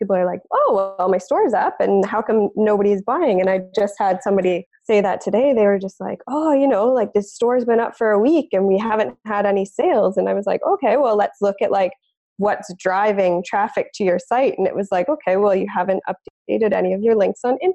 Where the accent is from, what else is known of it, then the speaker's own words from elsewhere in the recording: Ontario, Canada; moved away as an adult; also born or lived in West Coast, Canada; I'm originally from Ontario, Canada, and I've moved out to the West Coast